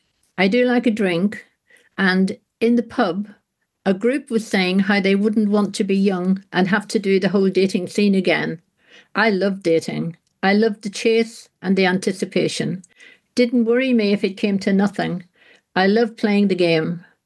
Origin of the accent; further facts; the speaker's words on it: England, United Kingdom; I mean, Manchester, for goodness sake, I'm from the Shires.